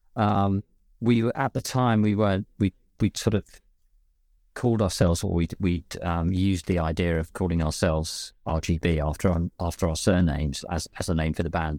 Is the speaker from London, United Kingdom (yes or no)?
yes; London, United Kingdom; accent: West London, London twang; my normal accent, which is kind of a bit West London